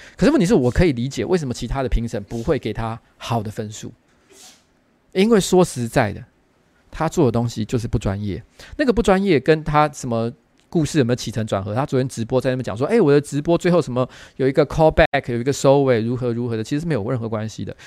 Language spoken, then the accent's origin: Chinese; Taiwan